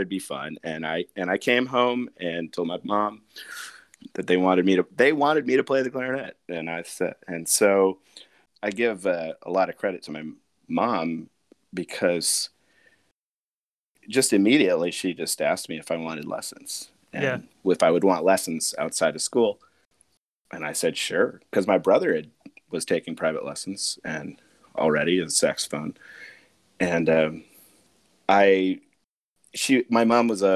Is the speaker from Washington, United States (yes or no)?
yes; Seattle, Washington, United States; I grew up in Seattle, Washington